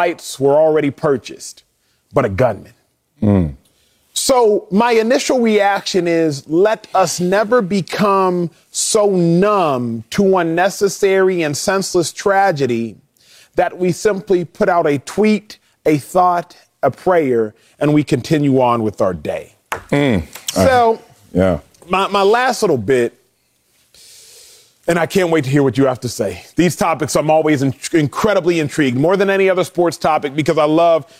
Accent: Texas, United States; born and raised in Texas

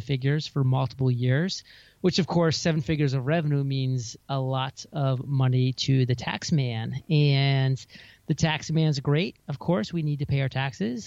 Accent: Maine, United States; moved away as an adult; also born or lived in San Diego; now in Puerto Rico; my home state

